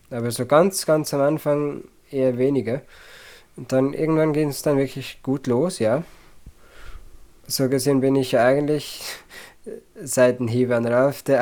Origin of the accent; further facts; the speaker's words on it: Zurich, Switzerland; Ja, ich komme aus dem Zürcher Oberland, also Kanton Zürich, äh, die ländliche Version davon quasi. Ähm, in der Schweiz, wie gesagt, und bis heute lebe ich da auch noch.